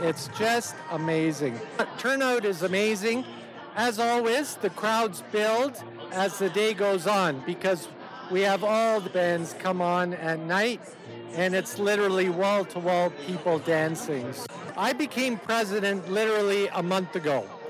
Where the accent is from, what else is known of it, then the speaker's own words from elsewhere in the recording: Canada; number one, we're all Canadian. We're no longer Polish. We're all Canadian. But we have Polish roots.